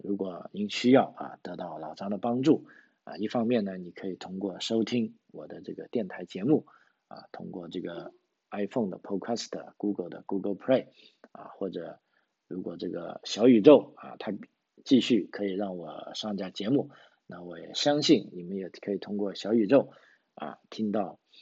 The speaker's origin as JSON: {"language": "Chinese", "town": "Guangzhou", "region": "Guangdong", "country": "China", "moved": "as an adult", "lives_now": "Australia", "said": "我是从广州来的"}